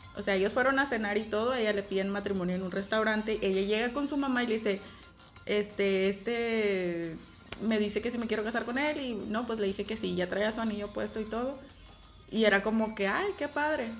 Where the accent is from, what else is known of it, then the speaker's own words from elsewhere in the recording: Camargo, Mexico; moved away; de donde yo vengo, como es algo muy pequeño